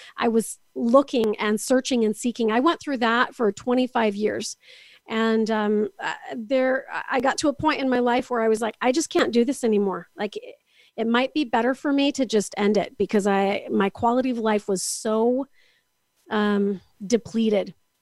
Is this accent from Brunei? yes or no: no; Canada; also born or lived in Kansas City area, United States; now in Kansas City, United States; I'm actually from Canada, but I'm joining you from the Kansas City area.